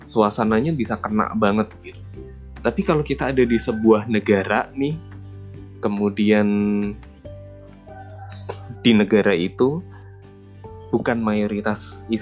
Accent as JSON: {"language": "Indonesian", "country": "Indonesia", "said": "Gue berasal dari Indonesia dan satu-satunya orang Indonesia yang ada di short course tersebut."}